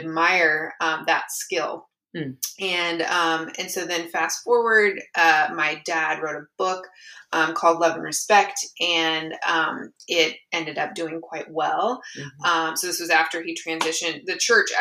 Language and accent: English; East Lansing, Michigan, United States; moved away as an adult; also born or lived in Santa Barbara, California; I grew up in East Lansing, Michigan